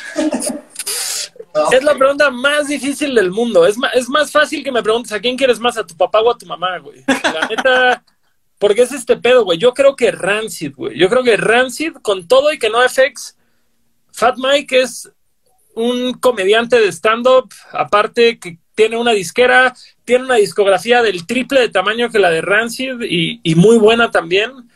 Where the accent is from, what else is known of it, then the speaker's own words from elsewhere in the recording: Cancún, Quintana Roo, Mexico; Yo soy de Cancún